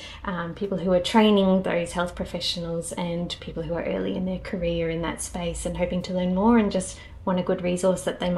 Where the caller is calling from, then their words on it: Perth, Western Australia, Australia; I'm joining from Wajak Noongarbuja in beautiful Burleigh, Perth today.